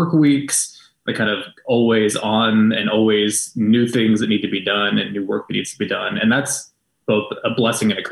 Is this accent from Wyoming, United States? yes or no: yes; Wyoming, United States; moved away as an adult; now in Tulsa, United States; So I came to Tulsa in 2004, similarly for college, but was born and raised in Wyoming